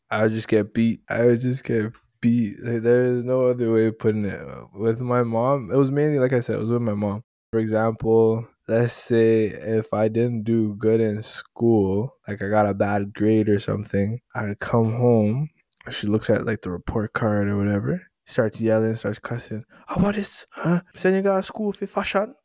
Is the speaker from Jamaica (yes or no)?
yes; Jamaica; I'm Jamaican.